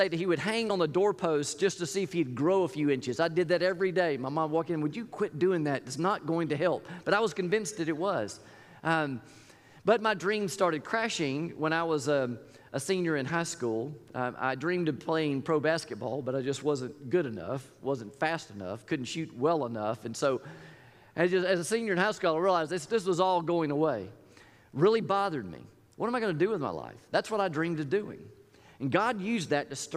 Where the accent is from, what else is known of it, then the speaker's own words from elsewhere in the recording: Tallahassee, Florida, United States; I grew up in Tallahassee, Florida